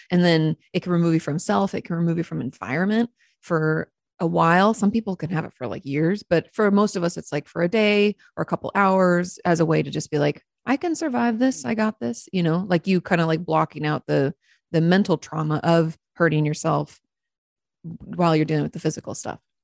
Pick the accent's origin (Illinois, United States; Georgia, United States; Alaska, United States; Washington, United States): Washington, United States; now in Texas, United States; I grew up in Washington State